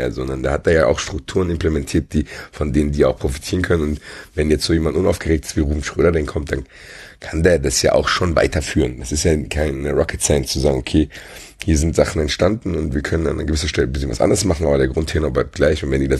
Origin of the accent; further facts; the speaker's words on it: Frankfurt, Hesse, Germany; Keine Ahnung, ich kann es nur als Frankfurter sagen, aber wir zu Hause gegen